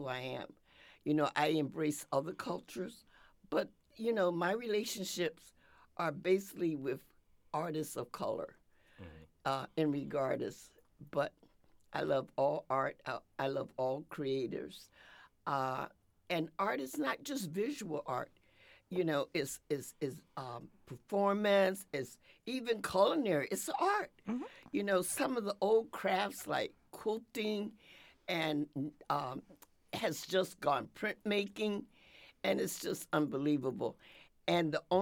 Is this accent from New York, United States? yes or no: no; Philadelphia, Pennsylvania, United States; moved away; also born or lived in Connecticut; growing up in Philadelphia